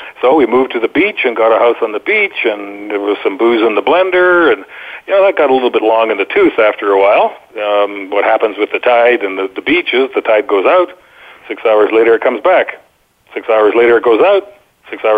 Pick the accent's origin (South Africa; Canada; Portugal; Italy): Canada; moved away as an adult; now in Boquete, Panama; have spent quite a bit of time away from my home country of Canada since 1989